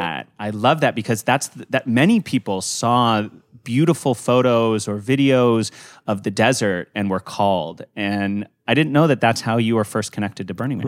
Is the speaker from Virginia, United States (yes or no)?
no; Santa Fe, New Mexico, United States; I was born and raised in Santa Fe